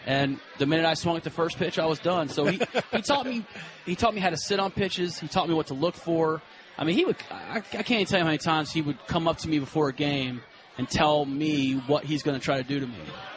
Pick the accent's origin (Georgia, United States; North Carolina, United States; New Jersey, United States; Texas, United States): Georgia, United States; Atlanta; I grew up in Atlanta.